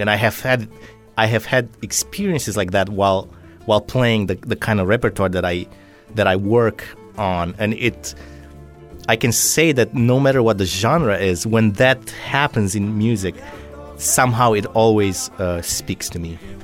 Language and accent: English; Drobeta-Turnu Severin, Mehedinți County, Romania; also born or lived in Philadelphia, United States; now in Southwest Florida, United States; I was born in a town on the Danube in Romania. This is in the southwest. Uh, it's called Roberta Turnu uh, Severin